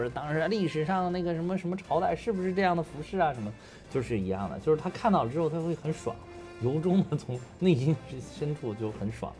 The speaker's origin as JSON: {"language": "Chinese", "region": "Beijing", "country": "China", "tie": "born or raised there", "also_born_or_lived": "Henan", "said": "从小学、初中、高中，一直上大学都在北京了"}